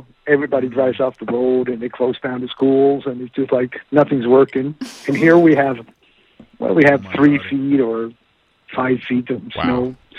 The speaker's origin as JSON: {"language": "English", "country": "Sweden"}